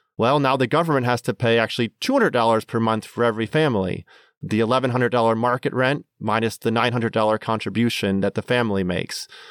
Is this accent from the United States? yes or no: yes; Minnesota, United States; now in Washington, D.C., United States; growing up in Minnesota